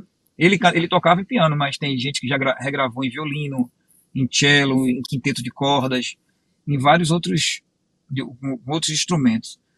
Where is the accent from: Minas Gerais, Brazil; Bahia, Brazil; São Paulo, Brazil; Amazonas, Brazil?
Bahia, Brazil; moved away as an adult; also born or lived in Rio de Janeiro; now in Pernambuco, Brazil; Eu nasci no Rio de Janeiro, fui criado na Bahia.